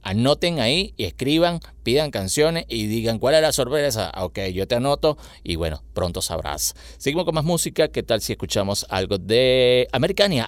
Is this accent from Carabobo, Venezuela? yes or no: yes; Valencia, Carabobo, Venezuela; aquí en nuestra ciudad, en Valencia